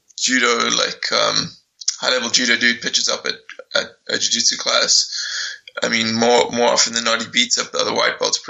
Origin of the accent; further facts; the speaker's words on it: Cape Town, Western Cape, South Africa; moved away; also born or lived in London; I'm from Cape Town in South Africa